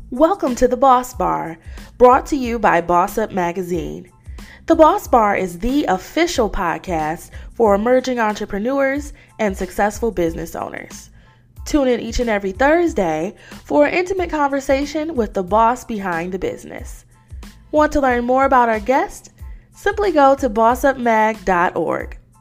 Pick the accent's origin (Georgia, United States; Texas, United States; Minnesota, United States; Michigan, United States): Michigan, United States; Detroit; moved away; my hometown of Detroit, Michigan